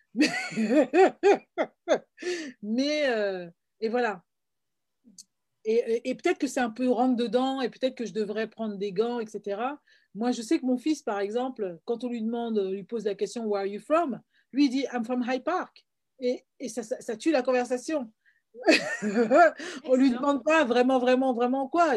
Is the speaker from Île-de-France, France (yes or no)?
yes; Paris, Île-de-France, France; moved away as an adult; also born or lived in Florida, United States / England / Canada; now in Toronto, Canada; moi qui suis guadeloupéenne, je suis née à Paris, j'ai grandi à Paris et j'ai vécu aux États-Unis